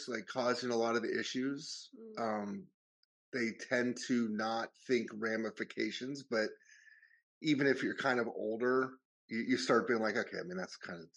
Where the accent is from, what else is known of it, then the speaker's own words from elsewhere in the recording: United States; moved away as an adult; now in London, United Kingdom; growing up in America